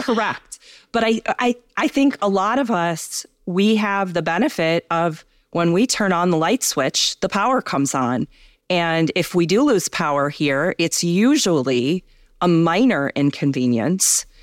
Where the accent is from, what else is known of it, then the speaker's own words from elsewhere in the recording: Midwest, United States; I grew up in the Midwest